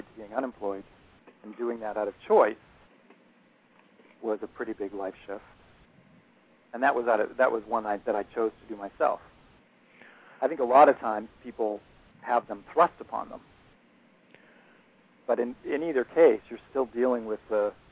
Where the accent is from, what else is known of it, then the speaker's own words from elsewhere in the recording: Boston, Massachusetts, United States; I'm from Boston